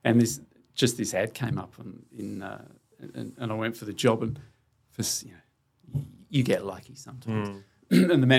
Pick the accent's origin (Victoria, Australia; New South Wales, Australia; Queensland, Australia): New South Wales, Australia; Sydney; moved away as an adult; also born or lived in West Ham, London / Melbourne; now in Adelaide, Australia; I grew up in Sydney. My mates were in Sydney. I love Sydney. Everything was about Sydney.